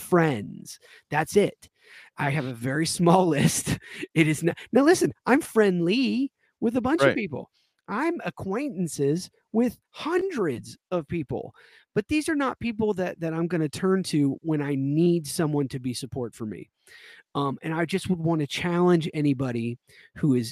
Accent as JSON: {"language": "English", "region": "the South", "country": "United States", "tie": "born or raised there", "said": "this is coming from a Southern boy. I mean, I was born and raised in the South."}